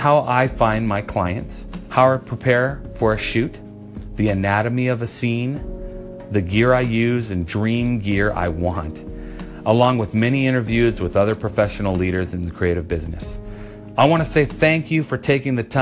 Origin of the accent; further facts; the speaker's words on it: Colorado, United States; also born or lived in Oahu, Hawaii / Oklahoma / Chicago; now in Nashville, United States; When I was 5, my parents moved to Colorado. There is where I grew up finding my talent in art.